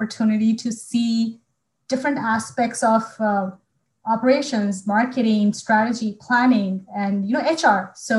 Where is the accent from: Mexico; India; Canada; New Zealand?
India; Bhopal, Madhya Pradesh; moved away; my hometown of Bhopal